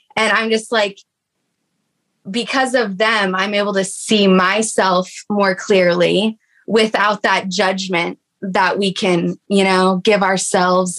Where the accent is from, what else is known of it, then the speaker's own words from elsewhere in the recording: Texas, United States; we grew up like maybe um, an hour or two away from each other uh, growing up in Texas.